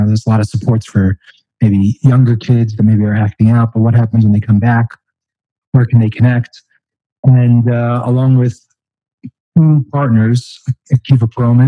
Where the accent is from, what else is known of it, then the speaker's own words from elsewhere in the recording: California, United States; also born or lived in Florida / Long Island, New York; I didn't grow up in New York. My wife actually grew up here in Far Rockaway. But I grew up around California, Florida. I actually started out on the eastern end of Long Island.